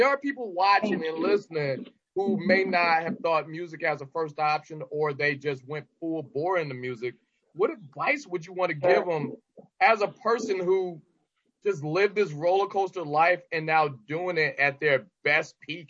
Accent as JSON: {"language": "English", "town": "Detroit", "region": "Michigan", "country": "United States", "said": "I rep Detroit as hard as I possibly can."}